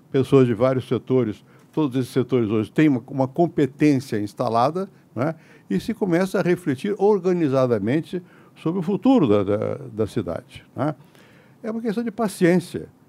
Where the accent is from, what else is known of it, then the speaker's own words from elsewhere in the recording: Rio de Janeiro, Brazil; born there; now in São Paulo, Brazil; Eu nasci no Rio. Isso é bom. Mas eu vim para São Paulo. Isso é melhor.